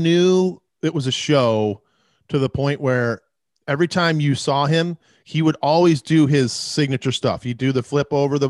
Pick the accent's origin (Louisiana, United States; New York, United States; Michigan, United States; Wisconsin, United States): Michigan, United States; Detroit; In Detroit, like I never had cable.